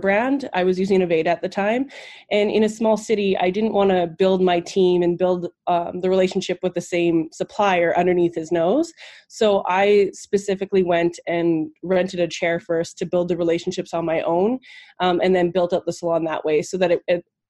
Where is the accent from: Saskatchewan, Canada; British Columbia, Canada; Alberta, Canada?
Saskatchewan, Canada; Saskatoon; also born or lived in Ontario (near Niagara Falls); I grew up in Saskatoon, Saskatchewan. Yes, it's a tongue twister. And that is in Canada.